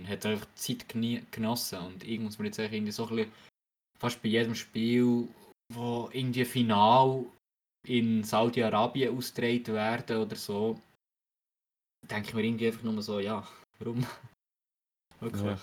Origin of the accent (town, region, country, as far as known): Switzerland